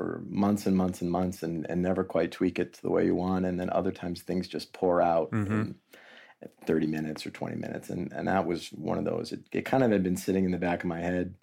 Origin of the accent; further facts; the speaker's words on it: Cape Cod area of Massachusetts, United States; I grew up on the Cape Cod area of Massachusetts, about an hour south of Boston, kind of right where Cape Cod bumps into the mainland